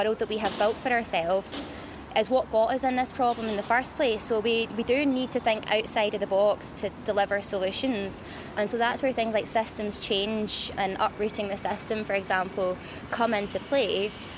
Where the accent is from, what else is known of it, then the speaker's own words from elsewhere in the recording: Scotland, United Kingdom; it's amazing to have COP26 here in my hometown.